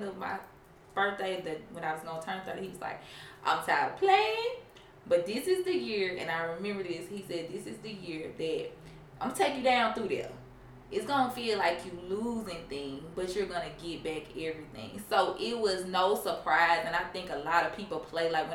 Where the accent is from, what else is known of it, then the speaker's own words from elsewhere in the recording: Mississippi, United States; moved away as an adult; now in Tennessee, United States; I'm from Mississippi originally, been in Tennessee about, 5-6 years now